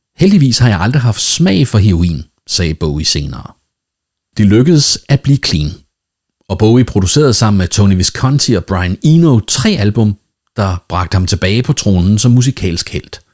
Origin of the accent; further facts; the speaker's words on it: Denmark; Nu er jeg jo dansker, og derfor vældig dansk